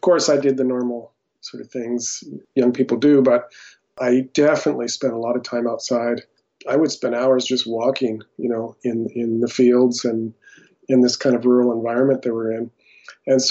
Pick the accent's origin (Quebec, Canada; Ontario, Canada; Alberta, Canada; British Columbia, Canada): Alberta, Canada; also born or lived in United States; So I was originally born in the U.S., but pretty early in my life, my family moved to Canada